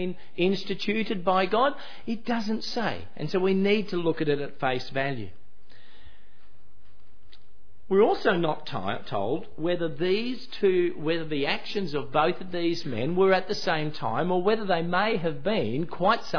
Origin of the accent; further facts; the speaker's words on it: Queensland, Australia; I was born in Queensland